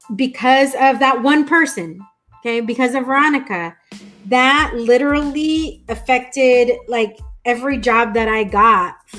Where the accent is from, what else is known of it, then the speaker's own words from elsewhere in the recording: Escondido, California, United States; also born or lived in Albuquerque, New Mexico; I grew up in Escondido